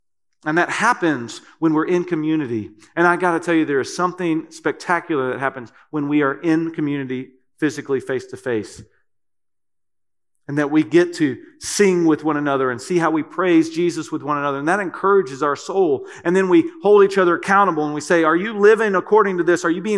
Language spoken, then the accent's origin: English; Kentucky, United States; I'm from Kentucky, and that's a great word for me too. Y'all.